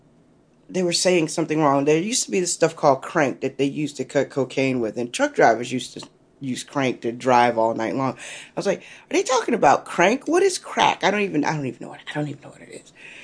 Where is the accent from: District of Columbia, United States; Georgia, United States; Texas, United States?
District of Columbia, United States; Washington; I am from Washington, D.C.